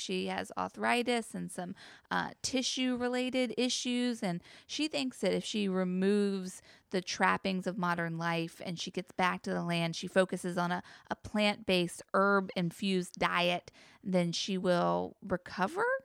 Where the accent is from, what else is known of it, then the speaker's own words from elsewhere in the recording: the Bible Belt, United States; a Christian rhetoric I remember from growing up in the Bible Belt.